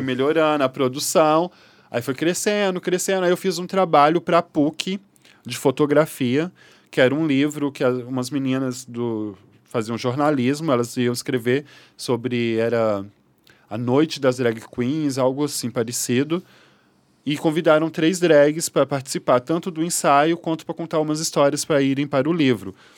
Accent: Belo Horizonte, Minas Gerais, Brazil; moved away as an adult; now in Rio de Janeiro, Brazil; Eu sou mineira, de Belo Horizonte

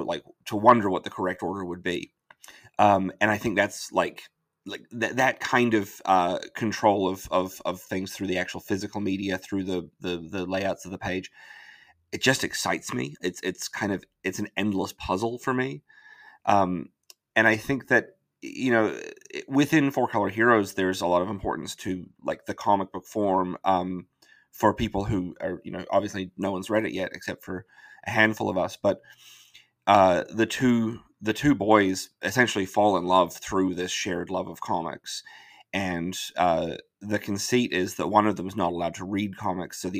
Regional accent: New Zealand; moved away; I'm from New Zealand originally

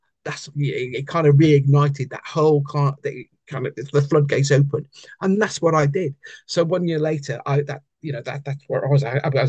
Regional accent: United Kingdom

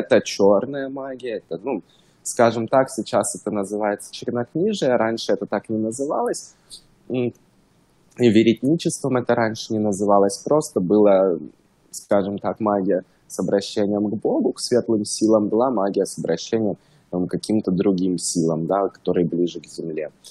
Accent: Stavropol, Stavropol Krai, Russia; now in Los Angeles, United States; я русский, жил в России, город Ставрополь, это между Черным и Каспийским морем. Um, Ставропольский край, может, кто знает Северный Кавказ.

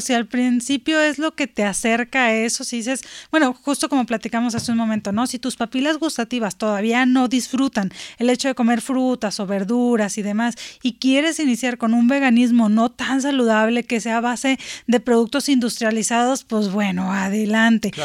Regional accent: Sinaloa, Mexico; moved away; yo soy este, de Sinaloa

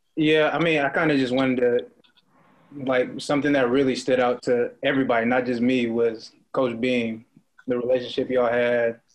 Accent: Oakland, California, United States; coming from the Bay Area, like I'm from Oakland

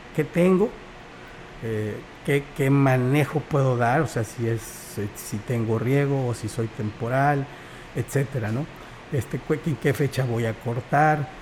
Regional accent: Xalapa, Veracruz, Mexico; moved away as an adult; now in Huasteca, Mexico; yo soy del estado de Veracruz, nací en Jalapa

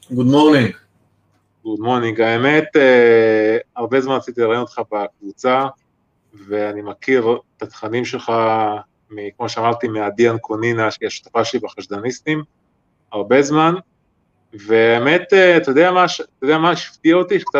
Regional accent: Haifa District, Israel; גם אני מהקריות במקור.

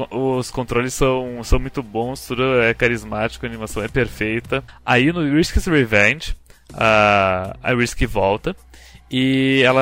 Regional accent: Brazil; chamamos de Shantai porque somos brasileiros aqui, nós

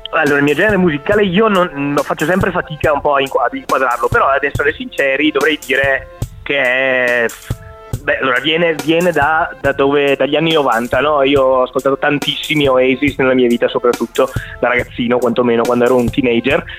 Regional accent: Vicenza, Veneto, Italy; also born or lived in Venice / Milan; sono di Vicenza, nato e cresciuto a Vicenza

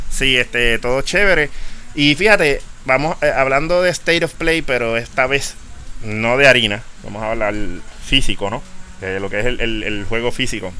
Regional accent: Puerto Rico; para unas cosas somos parte de Estados Unidos y para otras no

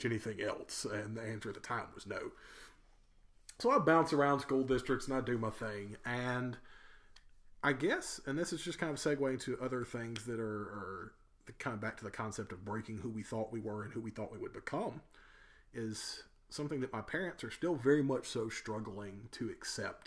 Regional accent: Poplarville, Mississippi, United States; growing up in Poplarville

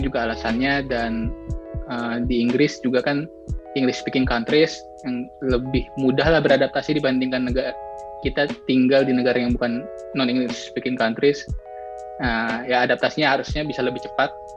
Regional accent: Depok, West Java, Indonesia; moved away as an adult; now in London, United Kingdom; asal dari Depok, Jawa Barat

